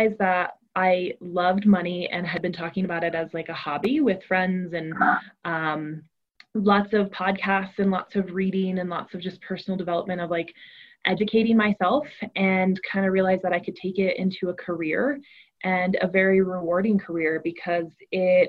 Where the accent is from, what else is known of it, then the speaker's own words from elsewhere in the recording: Colorado, United States; I grew up in Colorado, similar to Sarah, in kind of like a very blue collar family